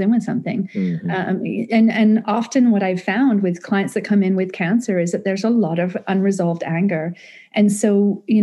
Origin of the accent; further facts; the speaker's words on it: United Kingdom; I'm British.